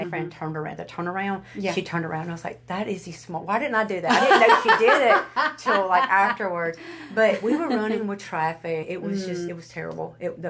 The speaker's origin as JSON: {"language": "English", "region": "the South", "country": "United States", "said": "being from the South and going to California"}